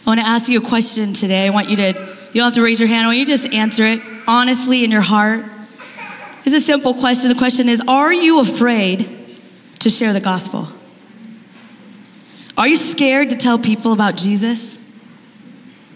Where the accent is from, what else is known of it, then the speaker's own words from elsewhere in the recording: Kansas, United States; moved away as an adult; now in Bellevue, United States; We're Midwest people. I'm from Kansas